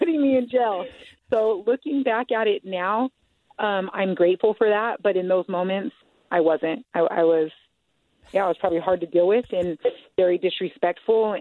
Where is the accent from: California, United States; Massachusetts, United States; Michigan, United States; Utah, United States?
Utah, United States; Salt Lake City; I grew up in Salt Lake City. Um, I am 35 years old, and I was raised around South Salt Lake